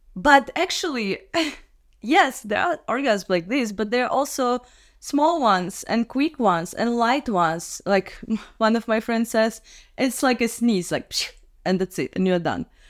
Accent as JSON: {"language": "English", "region": "Minsk", "country": "Belarus", "moved": "as an adult", "lives_now": "Prague, Czech Republic", "said": "I'm from Minsk, Belarus. But for the last ten years, I live in Prague, Czech Republic"}